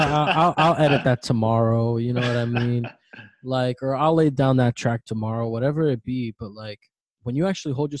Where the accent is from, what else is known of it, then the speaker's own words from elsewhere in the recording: South Florida, United States; also born or lived in Bronx, New York; my mom moved down here, and I've pretty much been a South Florida kid since then.